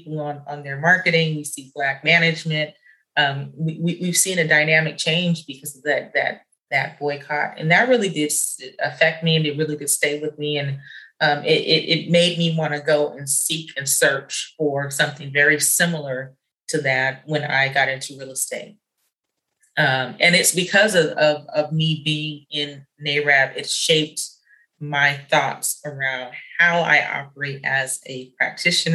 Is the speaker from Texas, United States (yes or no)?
no; San Jose, California, United States; I grew up in San Jose